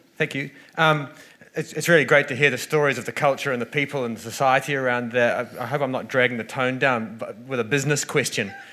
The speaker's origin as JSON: {"language": "English", "region": "North Island", "country": "New Zealand", "said": "I'm from the North Island"}